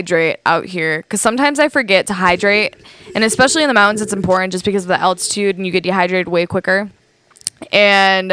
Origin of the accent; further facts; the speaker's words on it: Michigan, United States; moved away as an adult; now in Montana, United States; I come from Michigan